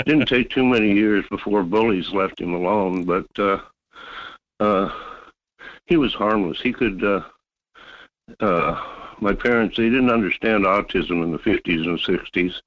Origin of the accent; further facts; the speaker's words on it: Fairbanks, Alaska, United States; now in North Pole, United States; I grew up in Fairbanks